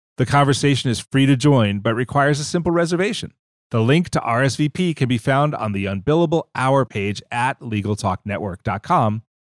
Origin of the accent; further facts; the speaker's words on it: Pennsylvania, United States; I grew up in Pennsylvania in a small little town that had a dye factory upriver